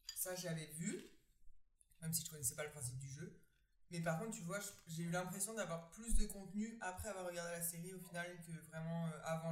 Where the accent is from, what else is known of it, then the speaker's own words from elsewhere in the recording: Canada; être French canadienne